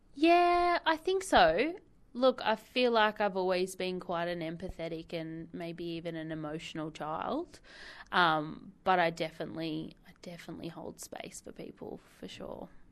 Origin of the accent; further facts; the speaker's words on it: Whitebridge, New South Wales, Australia; We grew up in Whitebridge, so our local beach was Dudley